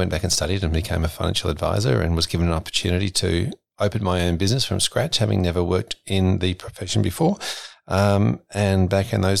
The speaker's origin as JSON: {"language": "English", "country": "New Zealand", "tie": "born or raised there", "accent": "New Zealand", "said": "I was I was actually born and brought up in New Zealand, and so sometimes you'll hear that through as a funny little accent that uh, tends to come through every now and then in a, in a, word."}